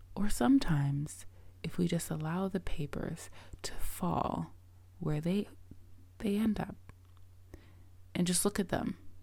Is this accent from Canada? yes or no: yes; Toronto, Ontario, Canada; I currently live in Toronto, Canada. Um, I'm a Canadian. I've lived here my whole life.